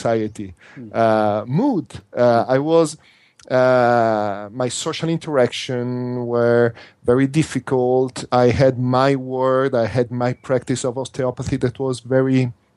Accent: Italy; accent: Italian; first language Italian; English is a second language; this is not my first language because my first language is Italian.

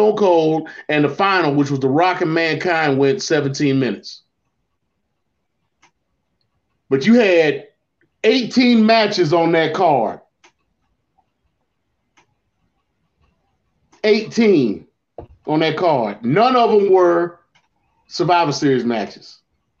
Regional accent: Mid-Atlantic, United States; I grew up in the Mid-Atlantic with Jim Crockett Promotions

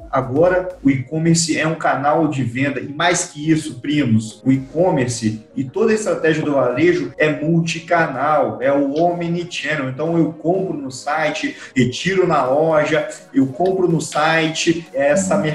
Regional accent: Espírito Santo, Brazil; e eu sou capixaba, né? Então meu sotaque, tá? às vezes ele é mineiro

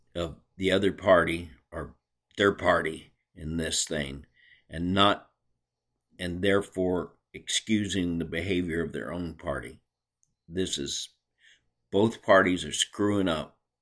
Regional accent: United States; as American citizens

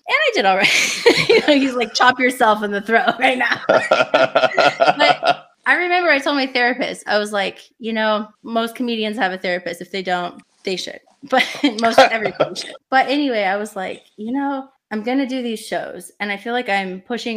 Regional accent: Portland, United States; I'm not from this area, you know, I'm from Portland area

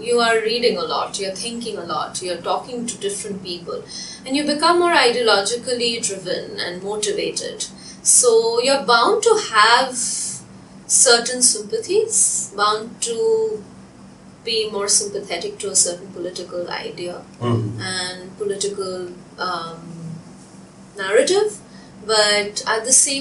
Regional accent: Kolkata, West Bengal, India; now in Delhi, India; I'm from Calcutta, but I've been living in Delhi for quite a few years now.

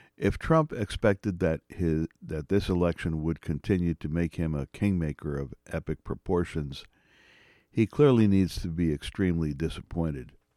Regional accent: Pennsylvania, United States; my home state of Pennsylvania

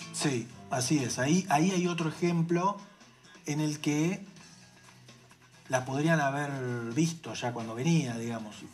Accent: Argentina; la Argentina, digo nosotros porque somos parte de la Argentina

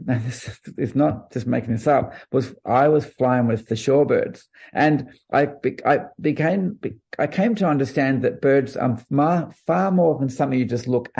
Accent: Australia; as an Australian

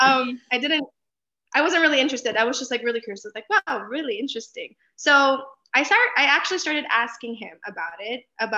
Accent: Philippines; now in Los Angeles, United States; I grew up in the Philippines.

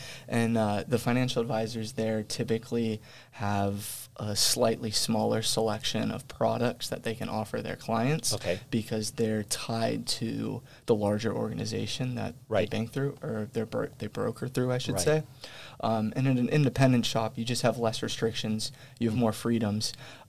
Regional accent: Sacramento, California, United States; also born or lived in Los Angeles; just wanted to get back up home where I was raised in Sacramento

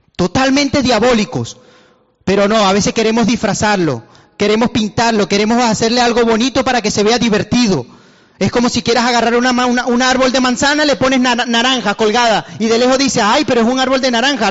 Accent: Venezuela; moved away; soy de Venezuela y he estado en Venezuela

